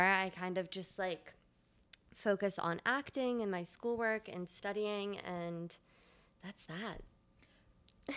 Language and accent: English; Delaware, United States; moved away; I grew up in Delaware, which is probably one of the worst states in the United